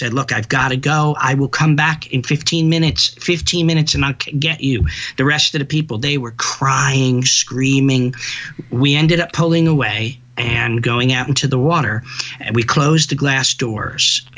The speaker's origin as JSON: {"language": "English", "region": "New York", "country": "United States", "said": "I'm a New Yorker"}